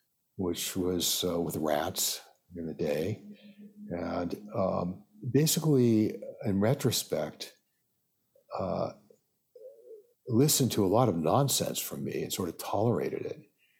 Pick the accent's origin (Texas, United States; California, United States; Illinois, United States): California, United States; Los Angeles